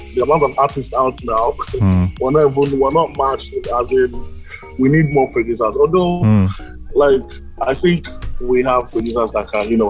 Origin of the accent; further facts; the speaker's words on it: Nigeria; See, you're dealing with Nigerians, you have to be a Nigerian too.